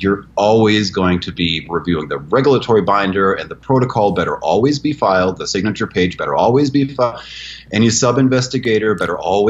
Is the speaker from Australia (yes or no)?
no; Germany; moved away as an adult; now in United States; I'm an American citizen, but it's been 30 years in Germany. And Germans are efficient and accurate. That's just being German. And I went to school there for 13 years, and I lived in that country.